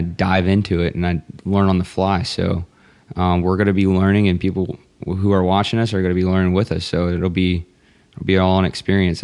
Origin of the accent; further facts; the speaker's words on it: Texas, United States; I'm from Texas